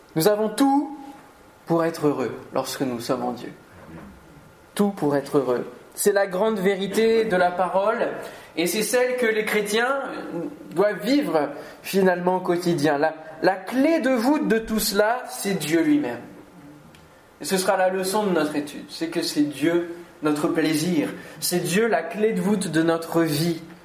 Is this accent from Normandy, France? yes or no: yes; Normandy, France; now in Antony, France; je suis normand quand même d'origine